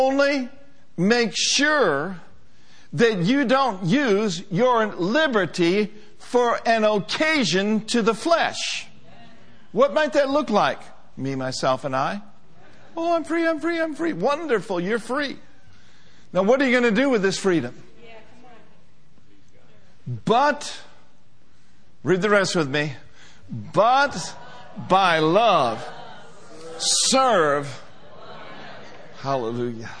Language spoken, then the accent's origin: English; United States; being an American